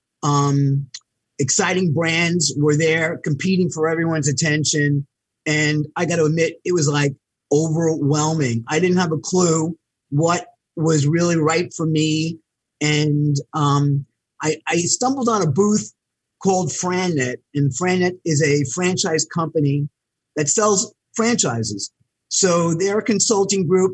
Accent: New York City, New York, United States; also born or lived in Buffalo; I grew up in New York City in Queens on an eastern tip called Floral Park

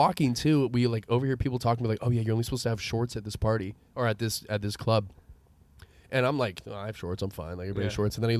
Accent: San Rafael, California, United States; I'm from San Rafael.

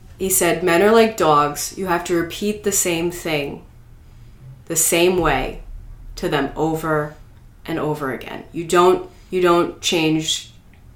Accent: United States; we're Americans, we're in America

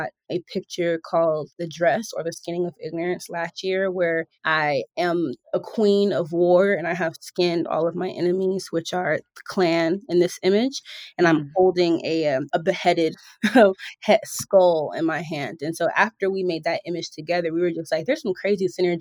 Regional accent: Georgia, United States; moved away as an adult; also born or lived in Philadelphia, Pennsylvania, United States; now in Los Angeles, United States; I was born in Philly. I spent my childhood in Georgia, and then I matured as an adult and got into my career

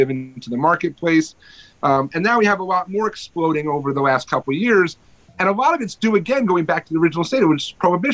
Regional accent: New York, United States; I'm a New Yorker

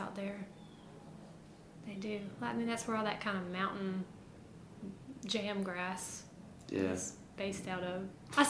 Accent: Tuscaloosa, Alabama, United States; I was from Tuscaloosa and... raised in a music family

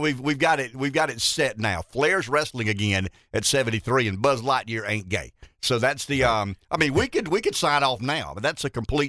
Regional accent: Pamplico, South Carolina, United States; I knew I was from Pamplico and we weren't allowed to stay in places as fancy schmancy as that.

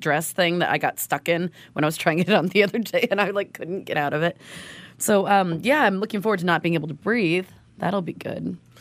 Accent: Oregon, United States; we're from Oregon.

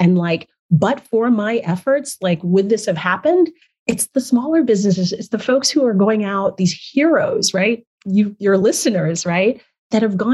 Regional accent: Nigeria; moved away; I'm originally from Nigeria

